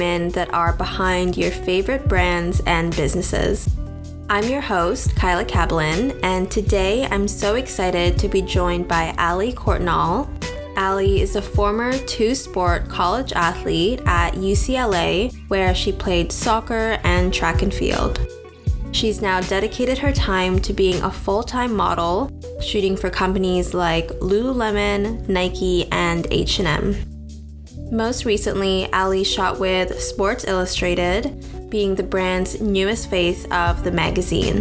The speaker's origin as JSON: {"language": "English", "town": "Victoria", "region": "British Columbia", "country": "Canada", "tie": "born or raised there", "also_born_or_lived": "Toronto", "said": "I grew up in Victoria"}